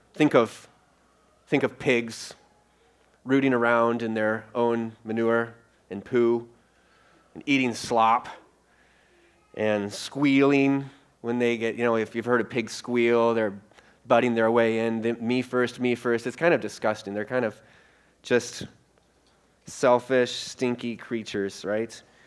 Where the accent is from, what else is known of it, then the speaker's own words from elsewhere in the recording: Iowa, United States; also born or lived in Colorado / Minneapolis; Rosie and I, we're, we're from Iowa